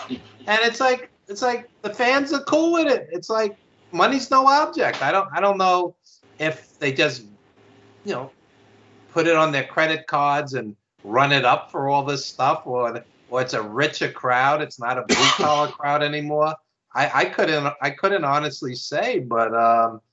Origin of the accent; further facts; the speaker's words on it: New York, United States; accent: New York; I live in New York, obviously, as you could tell by my accent